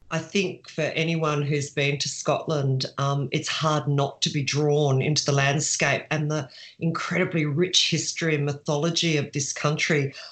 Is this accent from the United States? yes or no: no; Sydney, New South Wales, Australia; moved away as an adult; also born or lived in Bendigo, Victoria; I was from Sydney and I was sent to a little country town in Victoria, Bendigo